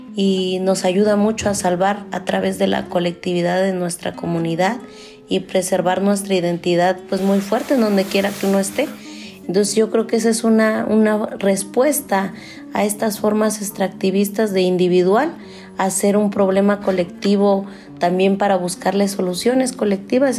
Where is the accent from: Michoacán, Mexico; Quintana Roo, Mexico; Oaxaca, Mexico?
Oaxaca, Mexico; Huatulco; En mi pueblo